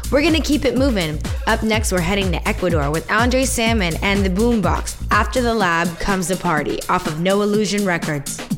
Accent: Miami, Florida, United States; Miami is my hometown.

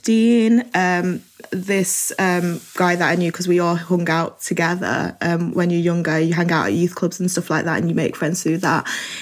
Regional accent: Manchester, North West England, United Kingdom; I growing up in Manchester and having been welcomed into the community

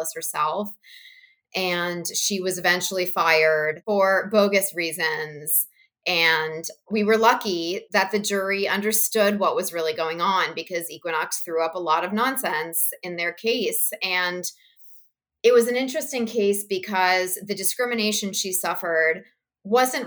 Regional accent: Princeton, New Jersey, United States; I grew up in and around Princeton, New Jersey

